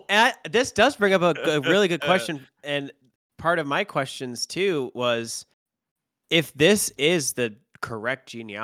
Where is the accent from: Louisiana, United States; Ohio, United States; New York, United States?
Ohio, United States; I'm from Ohio